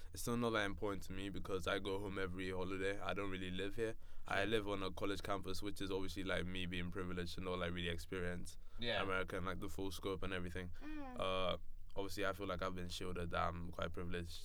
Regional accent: Nigeria; moved away as an adult; I'm from Nigeria. I live in Nigeria.

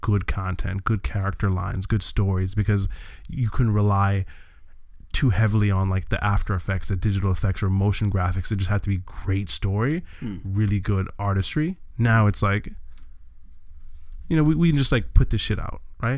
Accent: Jamaica; now in United States; I'm Jamaican

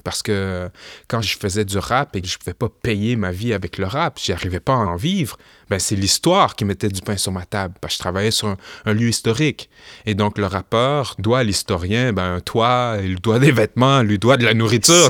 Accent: Quebec City, Quebec, Canada; je suis né au Québec, j'ai grandi au Québec

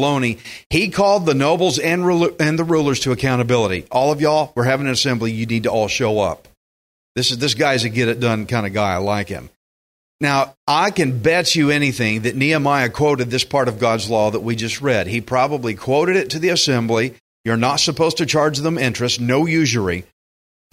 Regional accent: Texas, United States; I'm a Texan.

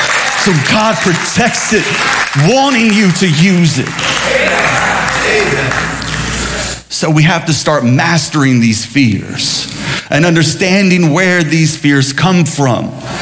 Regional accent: Sumter, South Carolina, United States; growing up in Sumter, there was a Mexican restaurant called Casa Linda.

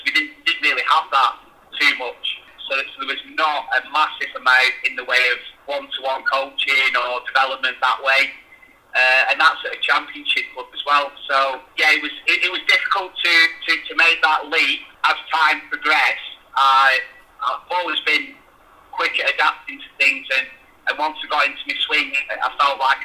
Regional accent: Bolton, North West England, United Kingdom; moved away as an adult; also born or lived in Rossendale / London; growing up in Bolton, it was a big town anyway.

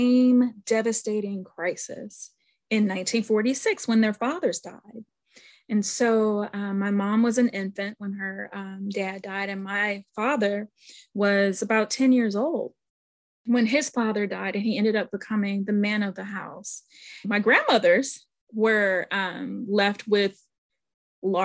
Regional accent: St. Louis, Missouri, United States; I grew up in St. Louis, Missouri

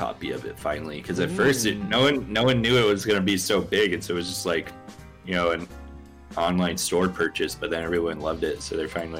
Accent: Spokane, Washington, United States; born or raised there

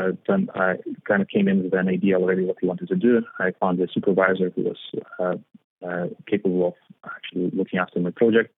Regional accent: Vilnius, Vilnius County, Lithuania; moved away as an adult; also born or lived in Spain; now in London, United Kingdom; Capital, mostly, in Vilnius. It's a nice place. It's a bit cold in winters, but it's really nice. So I grew up there

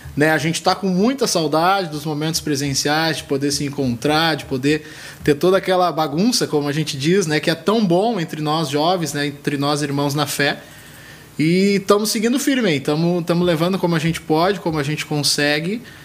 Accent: Rio de Janeiro, Brazil; now in Canoas, Brazil; Sou natural do Rio de Janeiro, mas já estou há algum tempinho aqui

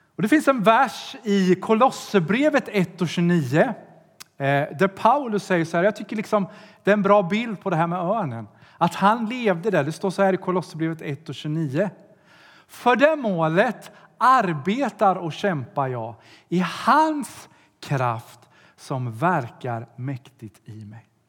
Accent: Sweden; Jag kommer från Sverige

